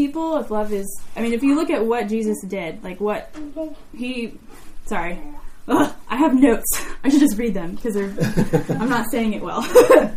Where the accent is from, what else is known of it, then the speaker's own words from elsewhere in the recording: United States; growing up in America